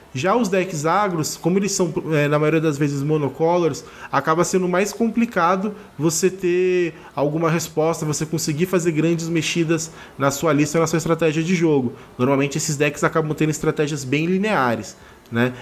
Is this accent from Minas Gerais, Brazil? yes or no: no; Rio de Janeiro, Brazil; now in Barueri, Brazil; sou carioca, moro em Barueri, São Paulo